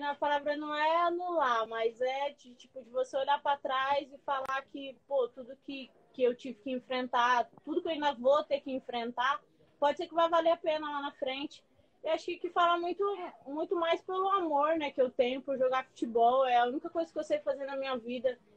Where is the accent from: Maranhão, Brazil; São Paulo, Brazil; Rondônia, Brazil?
Maranhão, Brazil; São Luís; moved away; sou de São Luís, né, do Maranhão.